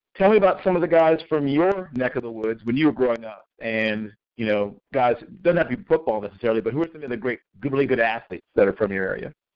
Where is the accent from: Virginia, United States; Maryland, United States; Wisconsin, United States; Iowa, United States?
Virginia, United States; Tidewater; Old Dominion, back in my neck of the woods, my hometown, the Tidewater, Virginia